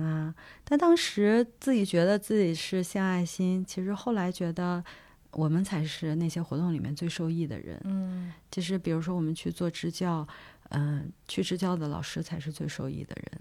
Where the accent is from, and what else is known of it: China; moved away as an adult; also born or lived in United States